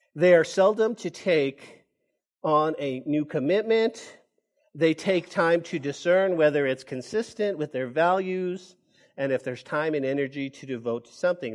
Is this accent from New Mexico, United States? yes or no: yes; Santa Fe, New Mexico, United States; now in Lubbock, United States; that's the hometown. That's where I was born, and that's where I grew up